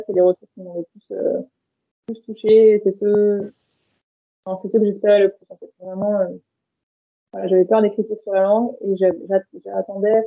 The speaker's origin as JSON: {"language": "French", "country": "France", "tie": "born or raised there", "said": "je suis née et j'ai grandi en France"}